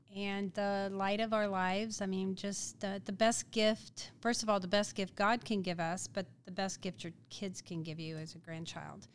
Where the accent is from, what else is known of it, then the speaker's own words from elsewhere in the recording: Independence, Missouri, United States; grew up in Independence, Missouri